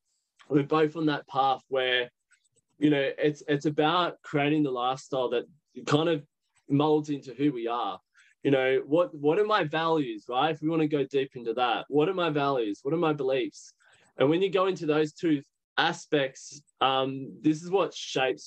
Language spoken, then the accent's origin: English; Sydney, New South Wales, Australia; from Sydney.